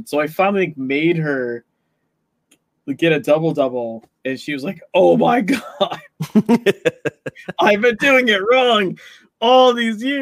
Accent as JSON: {"language": "English", "region": "California", "country": "United States", "said": "I'm originally from California, moved around a lot, and like went back to California, and now I'm not there anymore."}